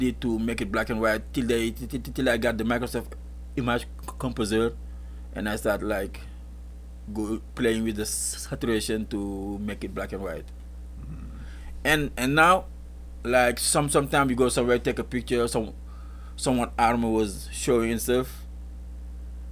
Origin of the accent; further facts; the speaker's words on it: Mboro, Thiès, Senegal; moved away; It's the city or village where I grew up in Senegal, and it's called Mboro.